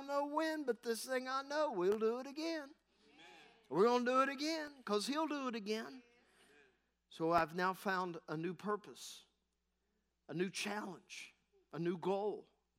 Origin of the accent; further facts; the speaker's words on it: Parkersburg, West Virginia, United States; Had a friend say to me, where are you from? I said, Parkersburg.